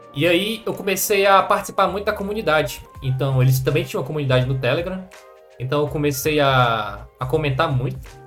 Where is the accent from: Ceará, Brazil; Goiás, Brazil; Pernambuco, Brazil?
Ceará, Brazil; Madalena; somos de uma cidade do interior do Ceará, de 20 mil habitantes